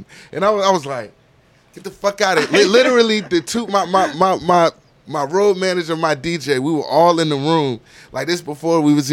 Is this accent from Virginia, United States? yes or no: yes; Virginia, United States; moved away as an adult; also born or lived in Landstuhl, Germany / New Jersey; now in Atlanta, United States; I'm from Virginia